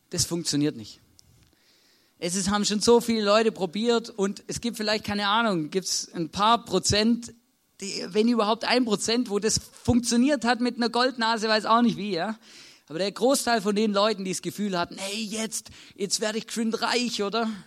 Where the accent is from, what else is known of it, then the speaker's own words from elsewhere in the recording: Baden-Württemberg, Germany; Als Schwabe kann ich euch ganz genau erklären, wie das funktioniert.